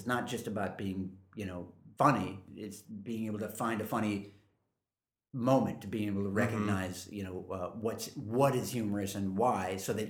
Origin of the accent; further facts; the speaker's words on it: California, United States; now in New York, United States; But I moved out from California, and before I did, my whole family got together and we went out to dinner